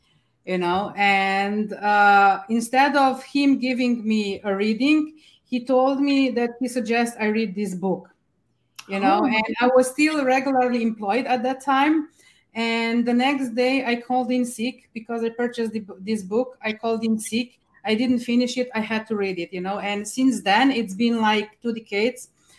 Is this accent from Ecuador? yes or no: no; Slovenia; Oh, I'm actually from Slovenia in Europe, from a really nice medieval coastal town just 2 hours away from Venice, by boat or by car.